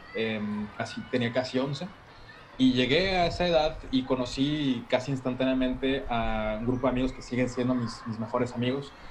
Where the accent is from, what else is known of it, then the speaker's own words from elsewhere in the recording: Monterrey, Nuevo León, Mexico; also born or lived in Paseo de Cumbres; yo crecí eh, realmente en Mitras